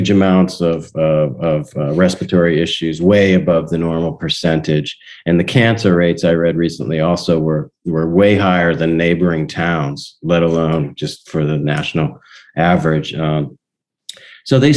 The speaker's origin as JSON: {"language": "English", "town": "Donora", "region": "Pennsylvania", "country": "United States", "tie": "born or raised there", "said": "i went back to my hometown and uh, 2018."}